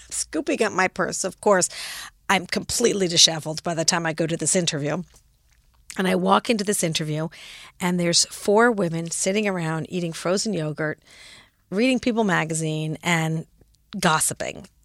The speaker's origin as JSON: {"language": "English", "town": "Los Angeles", "region": "California", "country": "United States", "tie": "born or raised there", "also_born_or_lived": "San Francisco / Frankfurt, Germany", "lives_now": "New York, United States", "said": "So I grew up in Los Angeles. Actually, I was born in San Francisco, grew up in Los Angeles, lived in Frankfurt, Germany for three years because my father was a doctor in the army"}